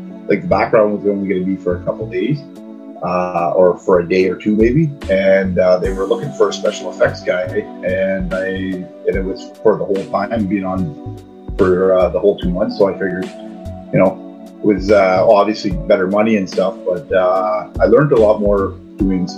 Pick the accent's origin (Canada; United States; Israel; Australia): Canada; Sudbury, Ontario; I'm from Sudbury, Ontario, which is northern Ontario.